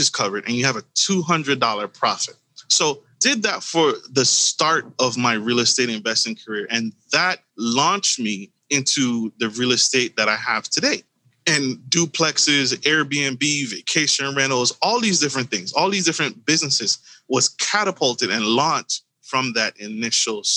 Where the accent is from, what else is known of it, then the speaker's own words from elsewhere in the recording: U.S. Virgin Islands; moved away as an adult; now in United States; I was born in the Caribbean, U.S. Virgin Islands, and I made my way to the United States via the military.